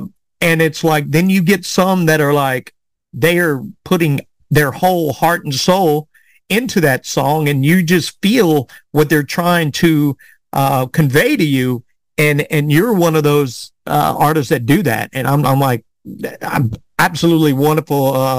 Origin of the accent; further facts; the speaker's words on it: South Carolina, United States; So growing up in South Carolina, I mean, it's like, I did not know that.